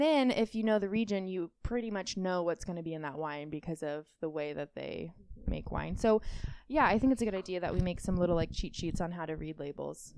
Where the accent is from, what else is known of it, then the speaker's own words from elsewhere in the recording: Northern California, United States; I'm from Northern California